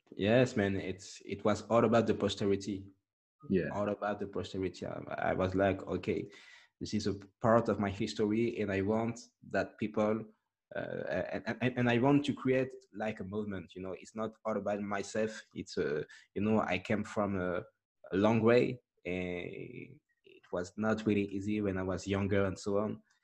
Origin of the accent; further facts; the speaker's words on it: France; English is a second language; I, I grew up here in France